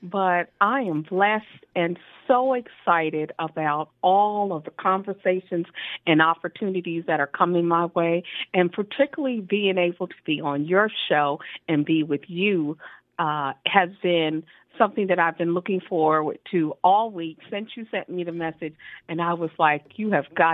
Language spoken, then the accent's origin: English; Trenton, New Jersey, United States; moved away; also born or lived in San Diego, California; I am originally from Trenton, New Jersey.